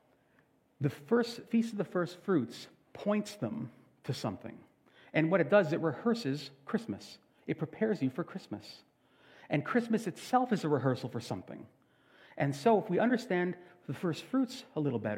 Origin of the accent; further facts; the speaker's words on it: Canada; We are Canadian